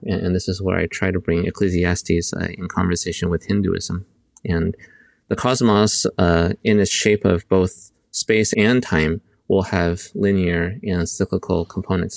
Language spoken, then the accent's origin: English; United States; accent: American; moved away as an adult; now in Singapore; I was uh, born in the United States, I'm Chinese American